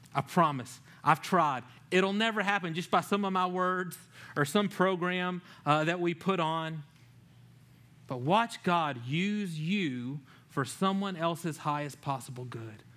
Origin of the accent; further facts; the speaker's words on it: Louisiana, United States; moved away; growing up in Louisiana